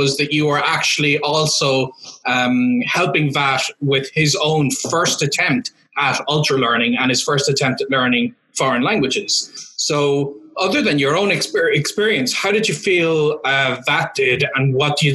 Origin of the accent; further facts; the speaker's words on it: Ireland; moved away; also born or lived in Valencia, Spain; I'm Irish